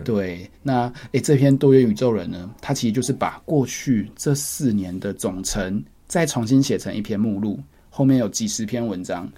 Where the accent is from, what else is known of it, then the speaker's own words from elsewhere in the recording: Taiwan; 我们身为台湾人